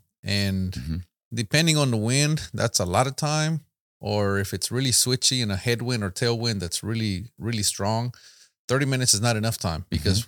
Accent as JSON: {"language": "English", "town": "San Antonio", "region": "Texas", "country": "United States", "said": "San Antonio, Texas."}